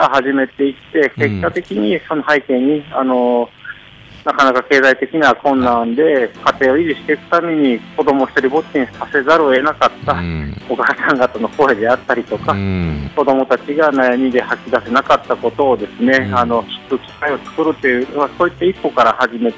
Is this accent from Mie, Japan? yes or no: no; Kyoto, Japan; 私はその町で育って